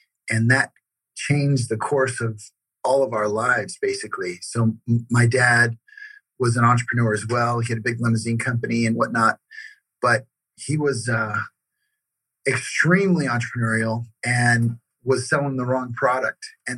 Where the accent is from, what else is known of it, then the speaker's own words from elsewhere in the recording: Las Vegas, Nevada, United States; also born or lived in Bellflower, California; Then my entire family moved to Las Vegas, Nevada. And that's where I grew up